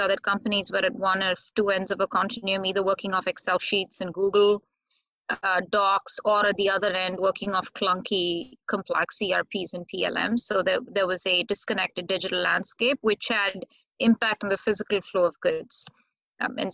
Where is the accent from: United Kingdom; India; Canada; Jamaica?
India; now in United States